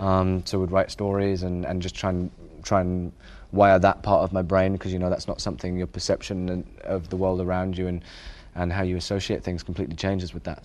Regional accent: England, United Kingdom; growing up in England

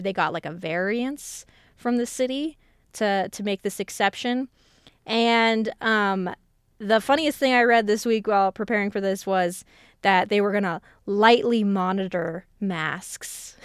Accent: Colorado, United States; even though I grew up in Colorado

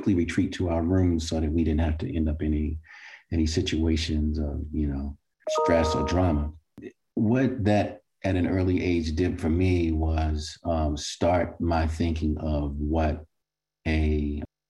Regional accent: Baltimore, Maryland, United States; as a child growing up in Baltimore

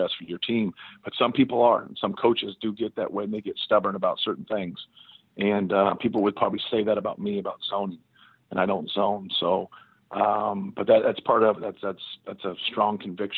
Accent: Muncie, Indiana, United States; growing up in Indiana, I had a good high school coach, Stan Doherty.

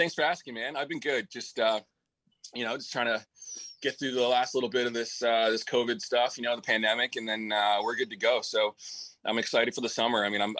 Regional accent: Peterborough, Ontario, Canada; moved away; my hometown, Peterborough, Ontario.

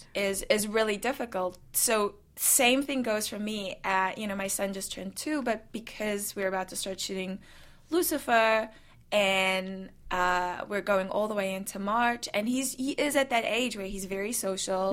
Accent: South Africa; also born or lived in New Zealand; now in United States; I, I, come from someone who was born and raised in South Africa and then moved to New Zealand

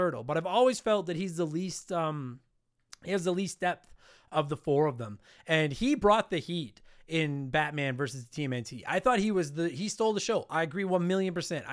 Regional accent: Edmonton, Alberta, Canada; I'm a touring, working professional stand-up comedian from Edmonton, Canada.

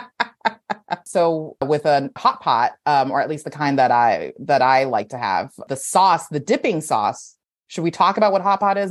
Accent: San Gabriel Valley, California, United States; also born or lived in Beijing, China; I grew up in the San Gabriel Valley, which is like all Chinese people

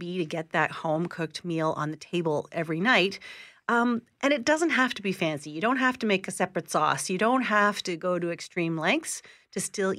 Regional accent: Montreal, Quebec, Canada; now in Toronto, Canada; I grew up in Montreal.

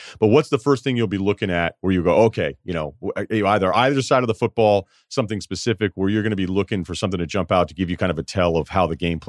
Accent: Northeast, United States; I'm from the Northeast, so it never was.

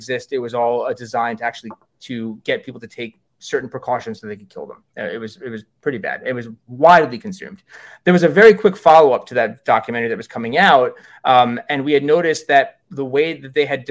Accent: New York, United States; I'm a New Yorker

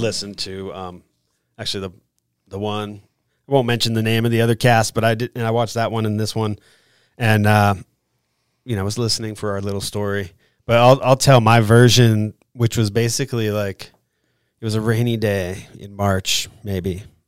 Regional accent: Vermont, United States; I grew up in Vermont and lived close to Sugar Bush, which is a ski resort there in Vermont

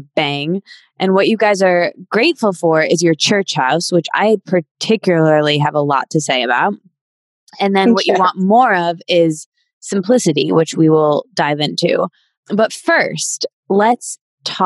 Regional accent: Michigan, United States; … and I are both from Michigan

